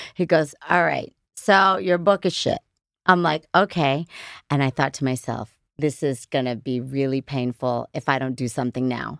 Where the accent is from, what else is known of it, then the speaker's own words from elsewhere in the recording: Middletown, New York, United States; I was born in Middletown, New York